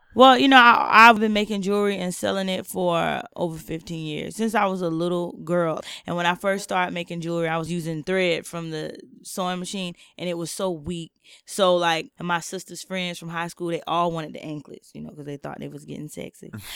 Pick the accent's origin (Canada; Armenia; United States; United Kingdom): United States; Jacksonville, Florida; moved away as an adult; now in San Francisco, United States; I was born and raised in Jacksonville, Florida